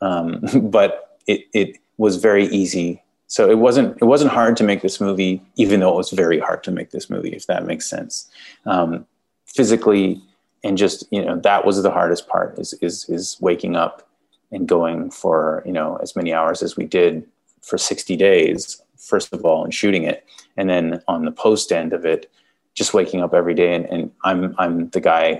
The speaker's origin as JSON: {"language": "English", "country": "Canada", "accent": "Canadian", "said": "I'm Canadian"}